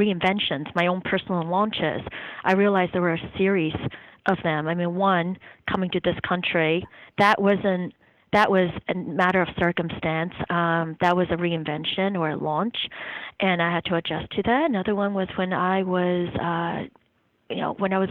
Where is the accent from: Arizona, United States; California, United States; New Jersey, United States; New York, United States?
New Jersey, United States; South Jersey Shore; also born or lived in Taiwan; now in Durham, United States; I grew up in New Jersey, or Jersey, on the South Jersey Shore